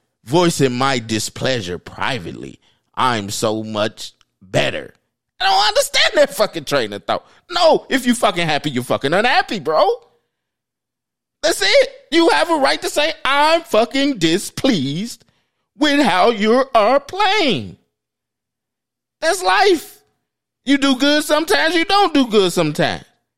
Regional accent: Chicago, Illinois, United States; I'm from the South Side

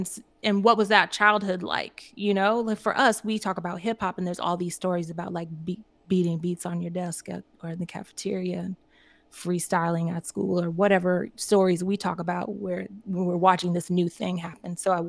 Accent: Midwest, United States; born there; I was born in the Midwest in the United States.

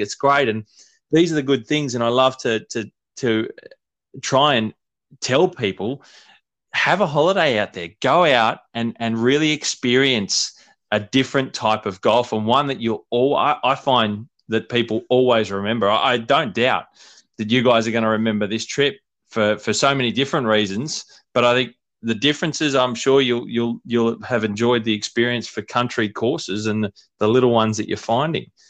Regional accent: Blue Mountains, New South Wales, Australia; fortunate enough growing up in the Blue Mountains

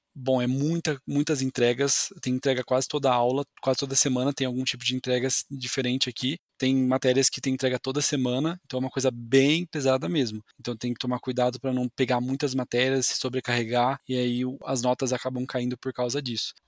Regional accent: São Paulo, Brazil; moved away; also born or lived in Florianópolis, Santa Catarina; eu sou originalmente aqui do estado de São Paulo

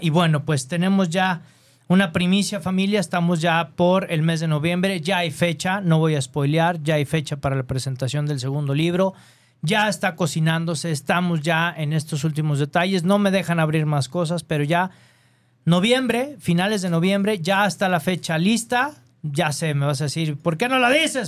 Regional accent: Guadalajara, Jalisco, Mexico; Soy de Guadalajara.

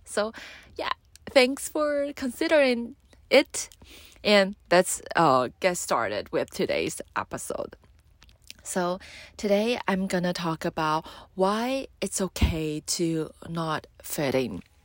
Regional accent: Taiwan; I'm from Taiwan, and though I love my country

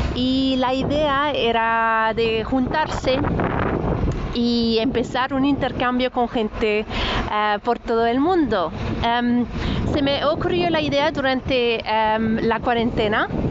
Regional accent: France; first language French; Spanish is a second language; now in Ireland; el francés, que es mi idioma eh, nativo de cuando era pequeña, viví en Francia.

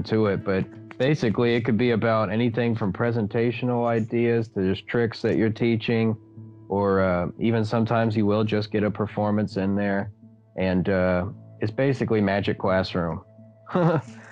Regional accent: Tulsa, Oklahoma, United States; moved away; we went up to my hometown in Tulsa, Oklahoma

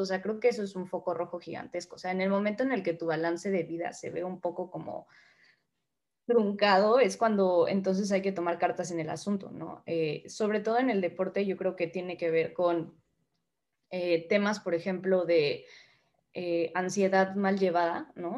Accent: Mexico; moved away as an adult; now in Spain; como mexicanos

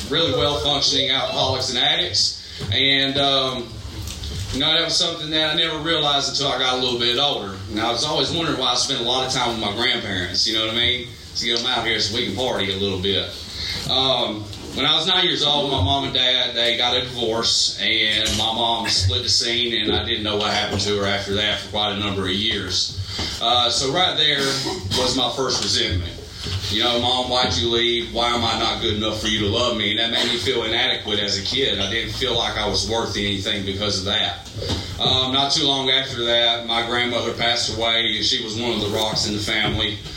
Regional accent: Greenville, South Carolina, United States; I was born in Greenville, South Carolina. Two parents and two younger siblings

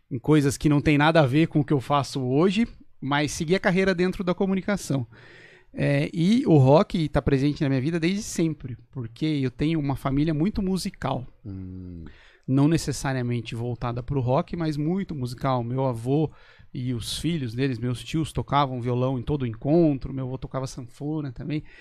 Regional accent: Botucatu, São Paulo, Brazil; de Botucatu também

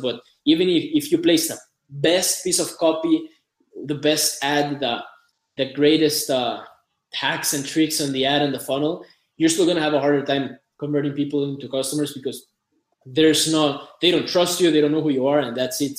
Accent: Costa Rica; I'm from Costa Rica. I've lived here all my life.

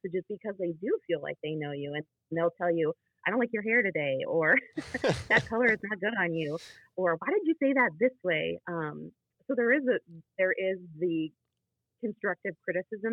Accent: Rochester, Michigan, United States; moved away as an adult; now in West Michigan (Lake Michigan shore), United States; when I was living on the east side in the Metro Detroit area growing up in Rochester

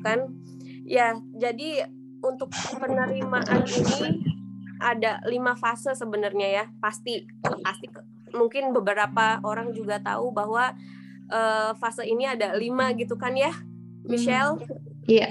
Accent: Sukabumi, West Java, Indonesia; aku lahir di Sukabumi uh, kalau misalkan nggak tahu Sukabumi itu di Jawa Barat jadi asli Sunda

